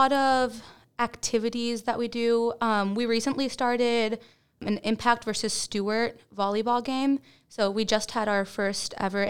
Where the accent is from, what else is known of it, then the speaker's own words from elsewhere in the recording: Dominican Republic; also born or lived in Dallas area; now in Baytown, United States; I am not from Baytown. I'm from Dominican Republic, and then I lived in the Dallas area, and then I came to Baytown.